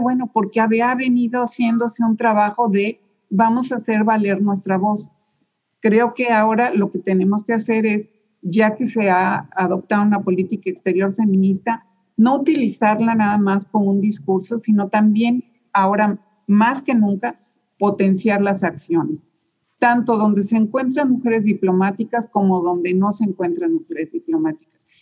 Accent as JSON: {"language": "Spanish", "country": "Mexico", "moved": "as an adult", "lives_now": "Houston, United States", "said": "así somos los mexicanos"}